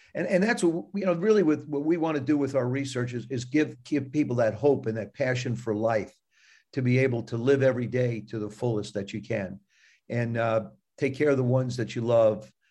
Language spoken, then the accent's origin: English; South River, New Jersey, United States; I grew up, I grew up in South River, New Jersey